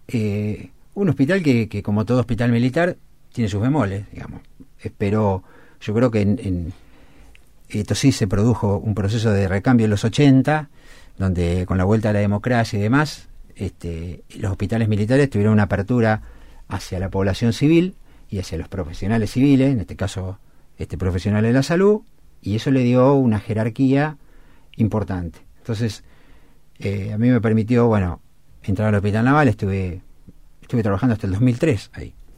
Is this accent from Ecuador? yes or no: no; Chivilcoy, Buenos Aires Province, Argentina; born or raised there; moved away as an adult; also born or lived in La Plata